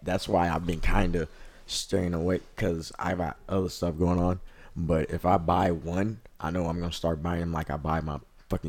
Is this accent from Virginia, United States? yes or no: no; California, United States; I'm from Cali